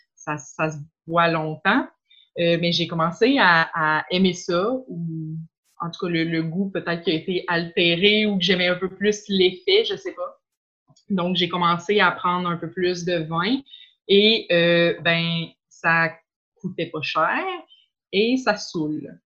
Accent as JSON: {"language": "French", "town": "Quebec City", "region": "Quebec", "country": "Canada", "said": "je viens de Charlebourg"}